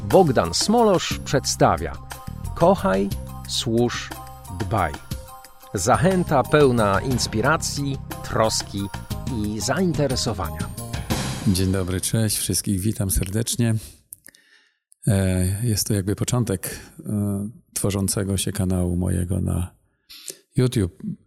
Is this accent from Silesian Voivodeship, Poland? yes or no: yes; Silesian Voivodeship, Poland; now in Masuria, Poland; Pochodzę ze Śląska, teraz chwilowo mieszkamy na Mazurach.